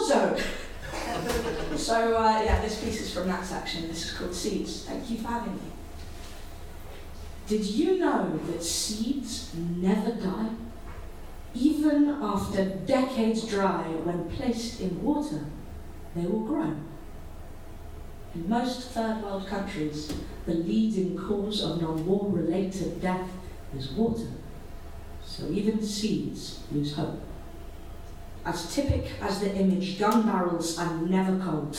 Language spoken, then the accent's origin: English; Washington, District of Columbia, United States; I grew up in Washington, D.C., and in 2001, I was 16